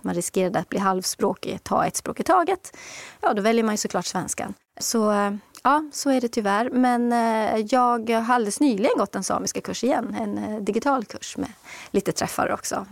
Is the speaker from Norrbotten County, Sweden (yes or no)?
yes; Kiruna, Norrbotten County, Sweden; moved away as an adult; also born or lived in Nedre Soppero; now in Stockholm, Sweden; jag är själv född och uppvuxen i Kiruna och bodde där tills jag var 27 och sen flyttade jag ner hit.